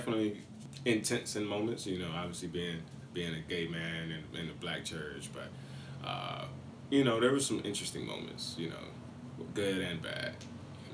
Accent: Abbeville, Mississippi, United States; moved away as an adult; I grew up right outside of Oxford, Mississippi, in a town called Abbeville

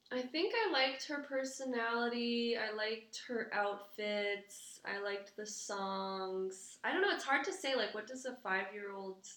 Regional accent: Quebec City, Quebec, Canada; first language English; now in Montreal, Canada; Dutch American mom, French Canadian dad, and I grew up in Quebec City

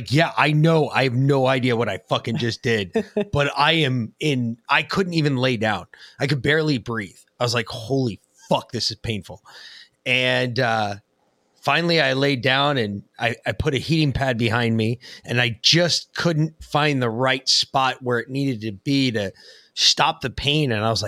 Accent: Ireland; People make fun of me constantly, and I'm Irish, so it's a horrible thing.

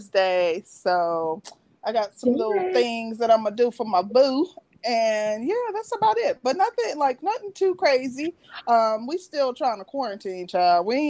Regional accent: Midwest, United States; I'm from the Midwest

